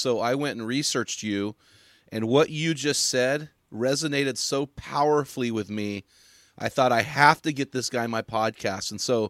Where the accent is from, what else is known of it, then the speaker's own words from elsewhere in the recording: Morro Bay, California, United States; now in Oregon, United States; I grew up in Morro Bay, 2 hours down the road.